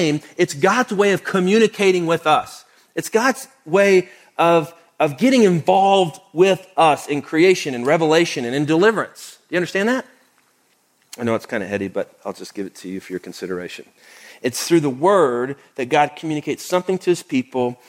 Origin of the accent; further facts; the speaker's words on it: Oklahoma, United States; now in Houston, United States; I grew up in Oklahoma.